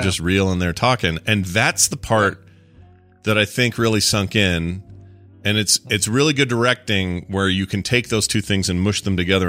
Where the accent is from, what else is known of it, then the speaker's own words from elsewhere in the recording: United States; we're American, and we're weird.